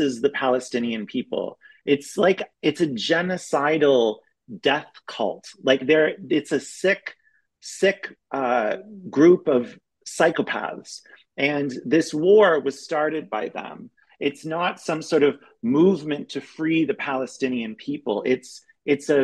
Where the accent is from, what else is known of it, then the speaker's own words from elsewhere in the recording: Canada; moved away as an adult; also born or lived in Europe / Berlin; now in United States; I'm Canadian, but I've been living in Europe for the past 12 years.